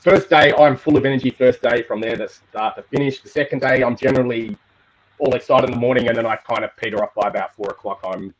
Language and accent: English; Perth, Western Australia, Australia; I'm from Perth, Western Australia, so we are a very isolated city.